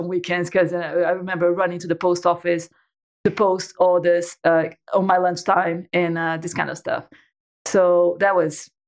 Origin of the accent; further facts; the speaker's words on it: Brazil; moved away as an adult; now in United Kingdom; I'm Brazilian. So I was born and raised in Brazil.